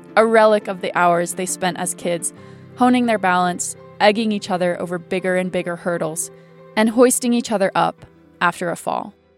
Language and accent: English; Laramie, Wyoming, United States; moved away; Laramie, my hometown